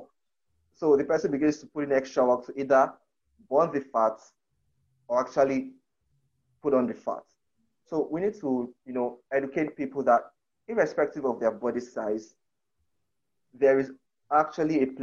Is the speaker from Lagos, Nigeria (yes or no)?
no; Akwa Ibom, Nigeria; where I come from, I'm from Akwa Ibom State in Nigeria.